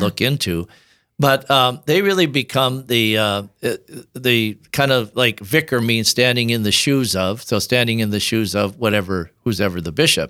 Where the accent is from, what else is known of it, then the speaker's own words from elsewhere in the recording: Tabor, South Dakota, United States; also born or lived in Sioux Falls, South Dakota; I grew up in South Dakota, of course, near Yankton